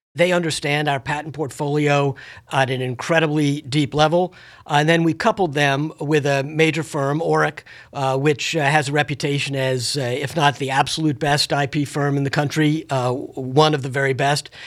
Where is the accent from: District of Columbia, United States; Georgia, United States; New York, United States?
District of Columbia, United States; Washington; having been born and raised in Washington, D C